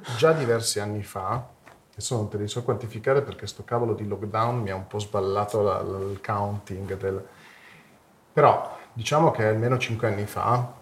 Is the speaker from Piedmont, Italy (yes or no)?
yes; Fossano, Piedmont, Italy; siamo di Fossano